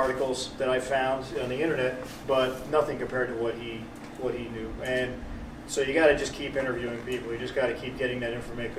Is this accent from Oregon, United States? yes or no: no; Pearl River, New York, United States; Born and raised. Yeah. My family's been here since 115 years, I guess, or something like that.